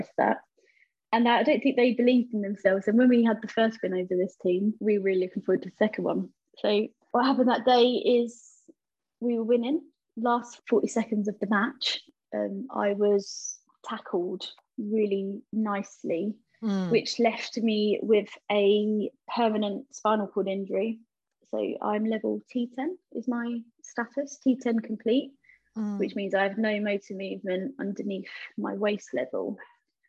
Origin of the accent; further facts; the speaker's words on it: London, United Kingdom; I was raised in East London, in Bow, on a council estate